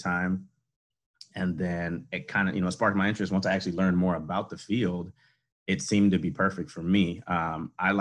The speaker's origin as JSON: {"language": "English", "town": "Houston", "region": "Texas", "country": "United States", "tie": "born or raised there", "also_born_or_lived": "Shreveport, Louisiana / Gainesville, Florida", "moved": "as an adult", "lives_now": "Harlingen, United States", "said": "I grew up in Houston"}